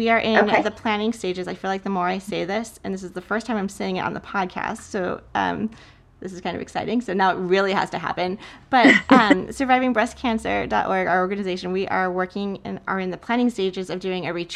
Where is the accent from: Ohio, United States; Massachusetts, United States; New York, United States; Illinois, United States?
Illinois, United States; Chicago; we all decided to do the Chicago Marathon together. And it was just like my hometown